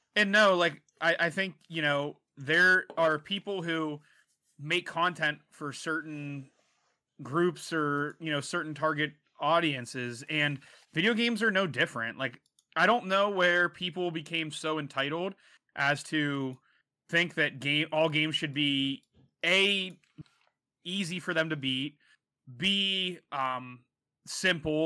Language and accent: English; United States; being from America